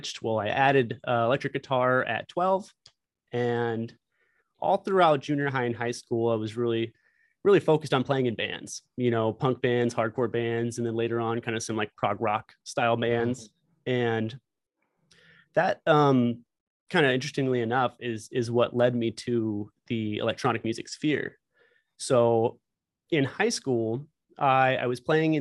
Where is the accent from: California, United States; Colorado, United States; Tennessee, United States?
California, United States; Rancho Cucamonga; I grew up in Rancho Cucamonga